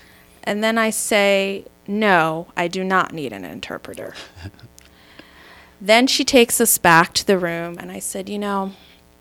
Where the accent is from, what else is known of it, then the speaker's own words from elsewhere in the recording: Maryland, United States; also born or lived in Michigan; I was born in Michigan, raised in Maryland